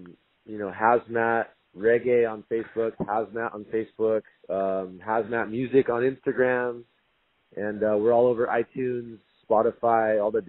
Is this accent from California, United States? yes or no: yes; San Diego, California, United States; also born or lived in Maui; I'm born and raised in San Diego, North County here, and I've been playing, you know, kind of messing around with music forever. And then when I moved over to Maui